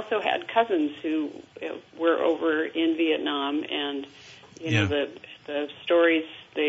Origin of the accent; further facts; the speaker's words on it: Maine, United States; now in Vermont, United States; I'm originally from Maine, moved here to Vermont about 44 years ago